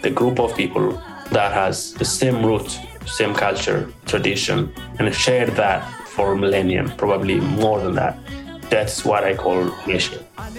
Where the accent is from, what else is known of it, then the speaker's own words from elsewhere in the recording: Ethiopia; I'm from Ethiopia.